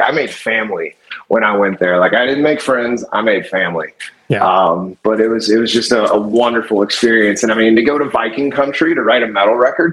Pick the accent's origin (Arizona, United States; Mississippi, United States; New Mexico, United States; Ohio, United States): Mississippi, United States; Gulfport; moved away as an adult; also born or lived in New Orleans, Louisiana; now in Detroit, United States; I grew up around New Orleans. Um, I, am originally from Gulfport, Mississippi